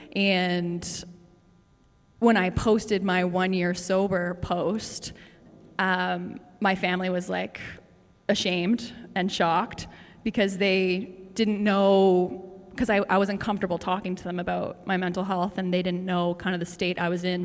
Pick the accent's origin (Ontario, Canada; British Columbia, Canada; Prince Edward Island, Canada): Prince Edward Island, Canada; moved away as an adult; now in Toronto, Canada; I'm from Prince Edward Island, and I moved to Toronto when I was 19, which was 10 years ago